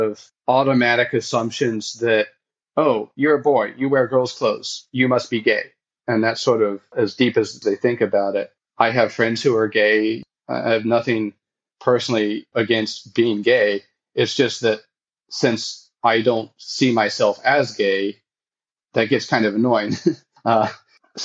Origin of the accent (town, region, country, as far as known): United States; born or raised there; moved away as an adult; now in Hofu, Japan